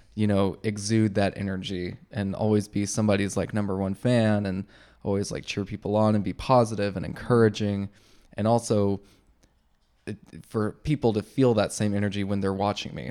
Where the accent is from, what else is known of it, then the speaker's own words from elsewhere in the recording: Texas, United States; growing up in Texas